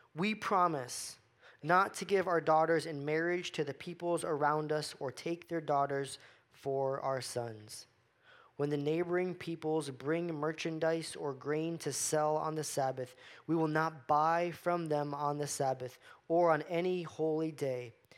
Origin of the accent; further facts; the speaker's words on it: Florida, United States; I grew up in Florida